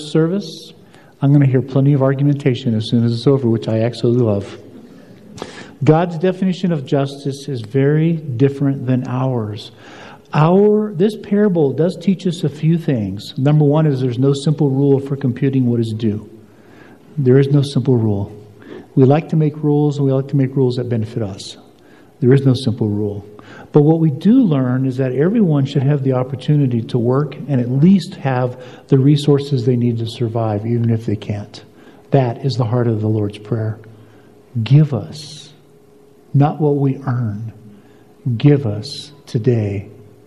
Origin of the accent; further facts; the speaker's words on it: United States; I'm an American.